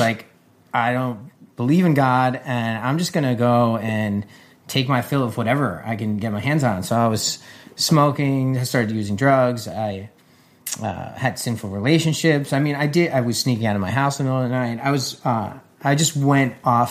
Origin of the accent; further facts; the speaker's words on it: New Jersey, United States; moved away; I grew up in New Jersey as well, just 20 minutes away from where she grew up